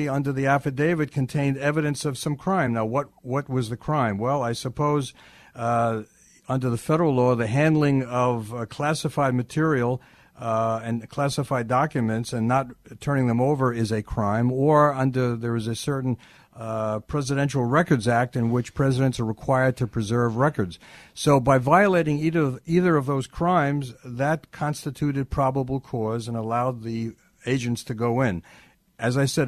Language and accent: English; New York, United States; I'm a New Yorker